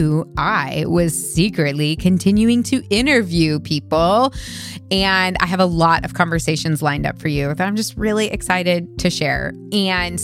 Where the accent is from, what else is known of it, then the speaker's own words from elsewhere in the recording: Missouri, United States; I grew up in Missouri